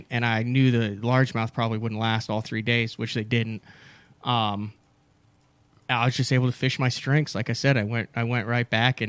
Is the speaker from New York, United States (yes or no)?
no; Central Illinois, United States; now in Oklahoma, United States; I grew up in Central Illinois